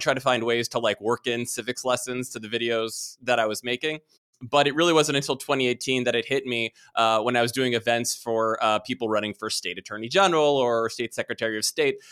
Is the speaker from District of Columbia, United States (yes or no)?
yes; Washington, District of Columbia, United States; I grew up in Washington, D C, and was surrounded by the government from a very early age